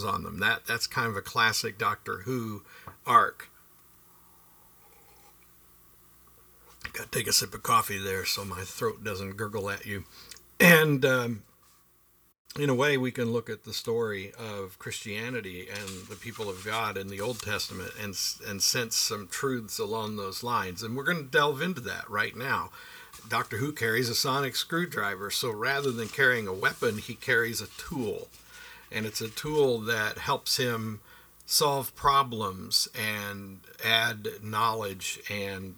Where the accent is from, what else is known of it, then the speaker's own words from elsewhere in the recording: Pittsburgh, Pennsylvania, United States; I grew up in Pittsburgh, Pennsylvania